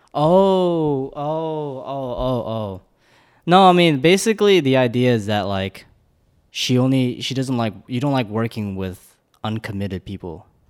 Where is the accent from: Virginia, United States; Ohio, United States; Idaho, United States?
Virginia, United States; Northern; also born or lived in Korea / Blacksburg, Virginia; I was born in Korea, moved to America when I was in two thousand, and spent in, spent the majority of my life all around Virginia